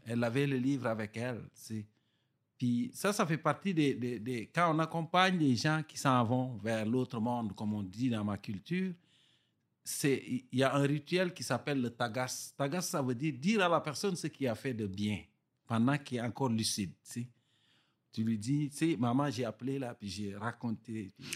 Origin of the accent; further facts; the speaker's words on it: Bas-du-Fleuve, Quebec, Canada; accent: Gaspésien; les villages du bas du fleuve où j'ai grandi au Québec